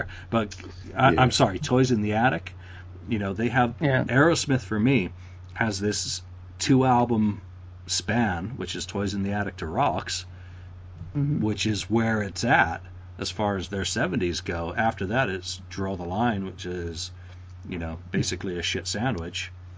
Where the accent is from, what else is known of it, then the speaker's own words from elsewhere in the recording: England, United Kingdom; as an Englishman